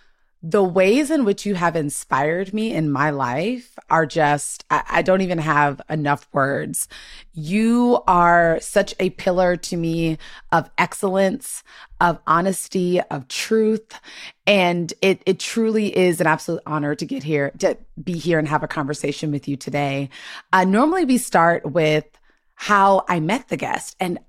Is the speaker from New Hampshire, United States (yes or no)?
no; Washington, District of Columbia, United States; I'm from the Washington, D.C. area